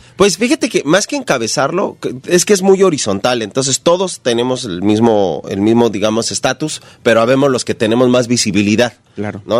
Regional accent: Ecatepec, State of Mexico, Mexico; Yo soy de la Ciudad de México, de Catepec.

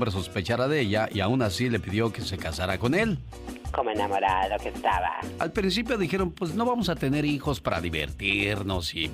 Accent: Mexicali, Baja California, Mexico; moved away; porque un día salí de Mexicali, pero Mexicali nunca salió de mí.

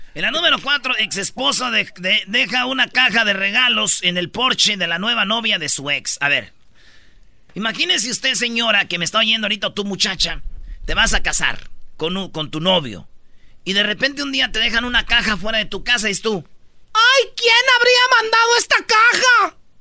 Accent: Michoacán, Mexico; soy michoacano

